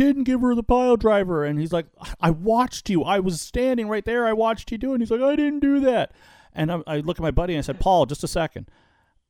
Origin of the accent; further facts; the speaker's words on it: Ottawa, Ontario, Canada; now in Welland, Canada; I'm from the Ottawa area